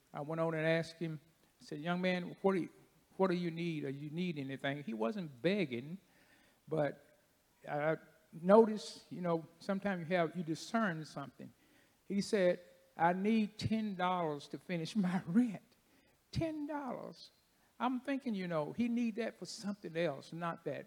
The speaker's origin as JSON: {"language": "English", "town": "Paducah", "region": "Kentucky", "country": "United States", "said": "I'm from Paducah"}